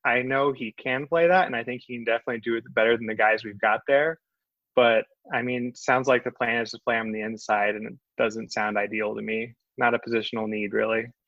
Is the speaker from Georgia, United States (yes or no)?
yes; Northwest Georgia, United States; I'm originally from Northwest Georgia